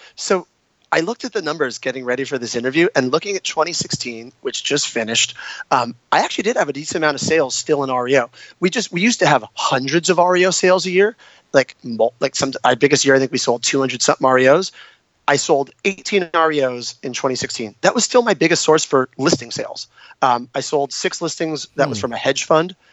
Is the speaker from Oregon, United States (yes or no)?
no; San Diego, California, United States; moved away as an adult; also born or lived in New York / Italy; I'm born and raised in San Diego